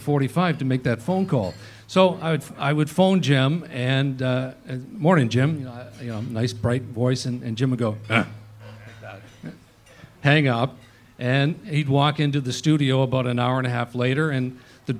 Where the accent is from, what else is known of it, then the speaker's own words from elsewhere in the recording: Vancouver, British Columbia, Canada; I grew up in Vancouver